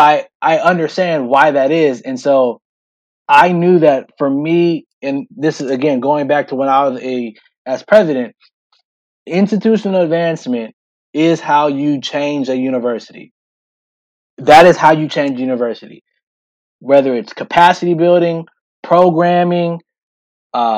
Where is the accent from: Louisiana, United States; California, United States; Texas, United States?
California, United States; Sacramento; moved away as an adult; also born or lived in Atlanta, Georgia; now in Eugene, United States; Lived my entire life, born and raised in Sacramento.